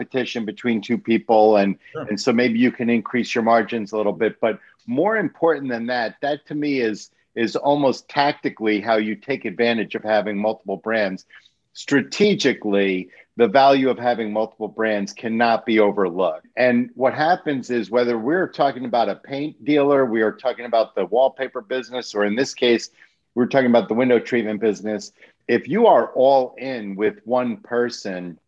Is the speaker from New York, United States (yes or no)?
yes; New York City, New York, United States; I'm from the Bronx